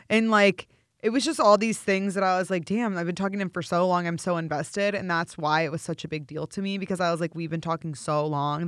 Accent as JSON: {"language": "English", "town": "St. Louis", "region": "Missouri", "country": "United States", "tie": "born or raised there", "moved": "as an adult", "lives_now": "Los Angeles, United States", "said": "I am actually from Saint Louis, born and raised"}